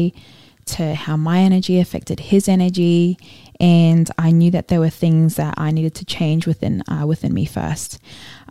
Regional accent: Brisbane, Queensland, Australia; also born or lived in Auckland, New Zealand / Gold Coast, Australia; I was born in Auckland, New Zealand, and moved to the Gold Coast when I was 9, and I've been in Brisbane since I was about 10

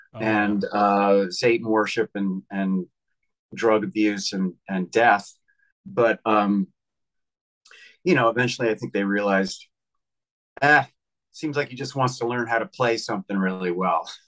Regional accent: Philadelphia, Pennsylvania, United States; moved away as an adult; now in New York City, United States; I grew up in Pennsylvania. I moved to New York City in 1996

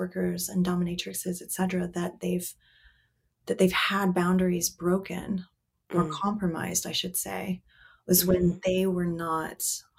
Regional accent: Germany; now in United States; I was born and raised in Germany. And so I consider myself half German.

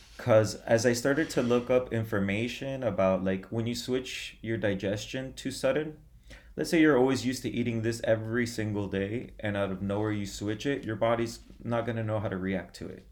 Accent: Miami, Florida, United States; I was born in Miami, Florida. I've lived in Miami my whole life, my whole life

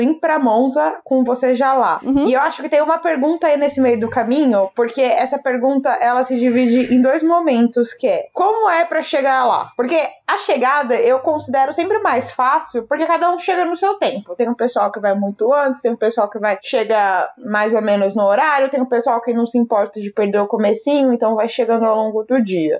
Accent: Brazil; a gente é brasileiro

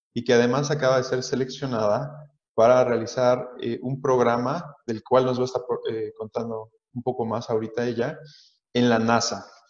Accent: Mexico; nuestro país

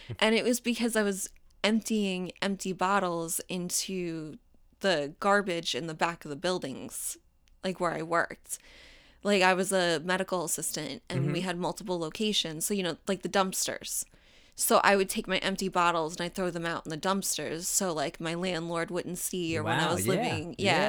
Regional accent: Daytona Beach, Florida, United States; accent: southern; also born or lived in New York; I guess I can tell you that I was born in New York, but I grew up in Florida. So I actually used to have a very, very southern accent that I'm so happy I lost.

